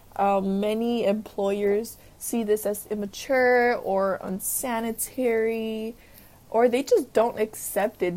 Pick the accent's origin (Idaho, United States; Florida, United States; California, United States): California, United States; Los Angeles; I grew up in South Central where, you know, gang members had face tattoos